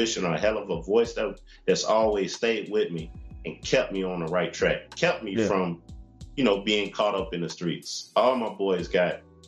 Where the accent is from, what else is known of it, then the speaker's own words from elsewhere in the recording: Oakland, California, United States; I come from Oakland, California